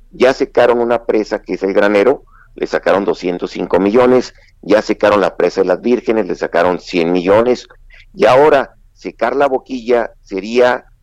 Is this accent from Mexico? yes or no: yes; Chihuahua, Mexico